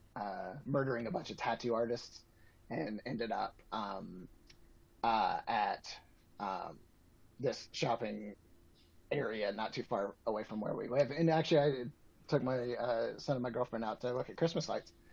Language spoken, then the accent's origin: English; Atlanta, Georgia, United States; now in Colorado, United States; I grew up in Atlanta